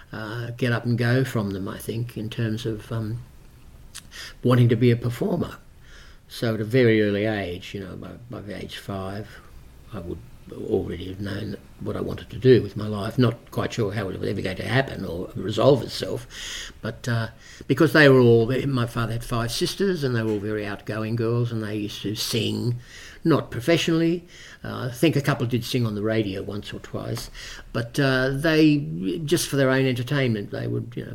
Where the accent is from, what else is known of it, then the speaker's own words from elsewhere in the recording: Parramatta, New South Wales, Australia; also born or lived in Bankstown; I was born in Parramatta